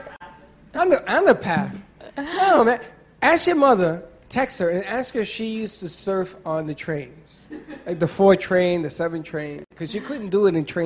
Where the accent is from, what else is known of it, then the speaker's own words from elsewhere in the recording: Bronx, New York, United States; No, because when I was growing up in the Bronx